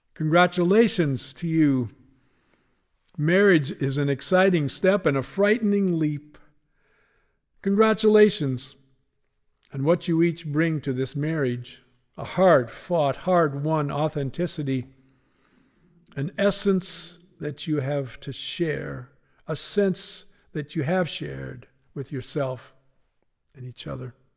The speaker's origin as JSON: {"language": "English", "town": "Spokane", "region": "Washington", "country": "United States", "tie": "born or raised there", "said": "Growing up in Spokane"}